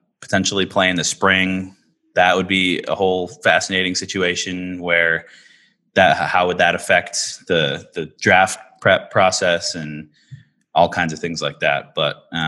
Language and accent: English; Minnesota, United States; I'm from Minnesota, but I went to Northwestern